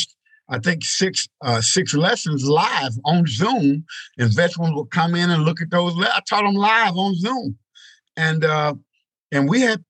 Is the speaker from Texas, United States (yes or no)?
yes; East Texas, United States; Growing up in East Texas, country boy